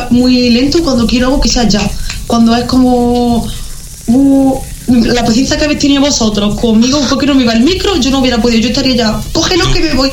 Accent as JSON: {"language": "Spanish", "town": "Jaén", "region": "Andalusia", "country": "Spain", "tie": "born or raised there", "also_born_or_lived": "Córdoba / Basque Country", "lives_now": "Granada, Spain", "said": "Y yo nací en Córdoba, luego estoy viviendo por el País Vasco, luego me he criado casi toda mi vida en Jaén y me he mudado hace un año a Granada."}